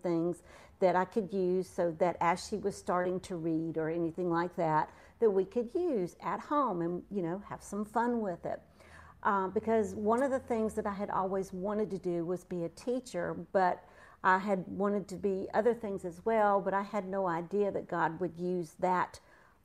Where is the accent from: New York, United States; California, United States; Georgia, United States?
Georgia, United States; accent: twang; also born or lived in South Florida; now in North Carolina, United States; moved to Georgia where I got my twang.